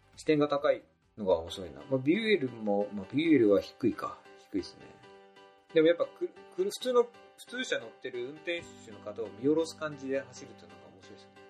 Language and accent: Japanese; Niigata, Japan; 僕と同じ新潟の方